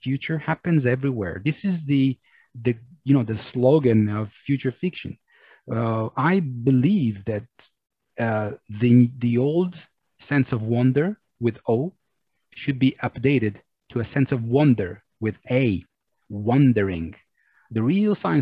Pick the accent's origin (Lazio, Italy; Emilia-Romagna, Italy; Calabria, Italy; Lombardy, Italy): Lazio, Italy; Rome; also born or lived in Amsterdam, Netherlands; I'm from Rome, I'm from Italy